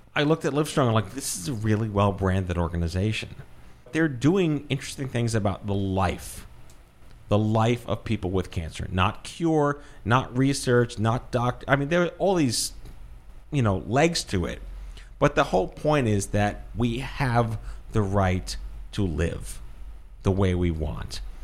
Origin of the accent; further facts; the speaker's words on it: New York City, New York, United States; also born or lived in Brooklyn / Binghamton; I was born and raised in Brooklyn, grew up on Staten Island in New York City